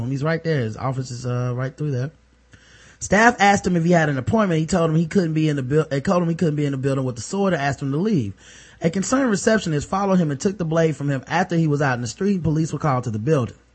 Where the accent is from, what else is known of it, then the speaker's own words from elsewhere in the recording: Port Arthur, Texas, United States; I'm from Port Arthur, Texas. I'm a woman.